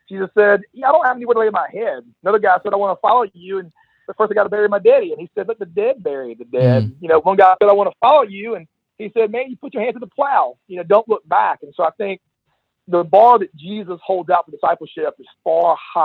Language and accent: English; United States; as an American who has religious freedom